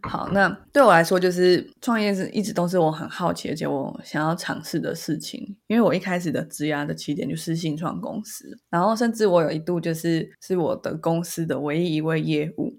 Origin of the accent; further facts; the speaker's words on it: Taiwan; 身为台湾人